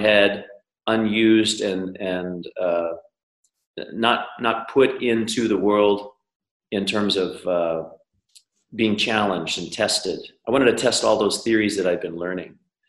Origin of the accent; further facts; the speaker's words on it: Colorado, United States; I'm from the US. I grew up in Colorado, long hair, dirty face mountain kid way back when